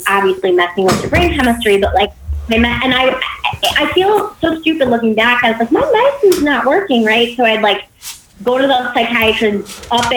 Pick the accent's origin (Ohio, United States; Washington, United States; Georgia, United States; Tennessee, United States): Ohio, United States; Cleveland; moved away as an adult; also born or lived in San Diego / Florida / Virginia; I left Virginia and moved back to my hometown of Cleveland